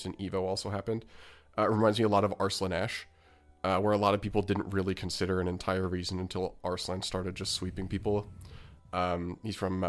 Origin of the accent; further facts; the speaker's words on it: Canada; I'm not from the United States, and as a Canadian